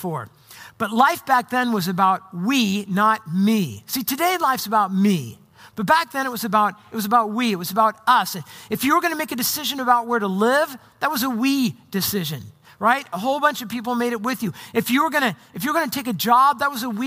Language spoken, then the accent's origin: English; Orange County, Southern California, United States; moved away as an adult; also born or lived in Arizona / Portland area, Oregon; now in Portland, United States; I grew up in Southern California in Orange County when I got through high school.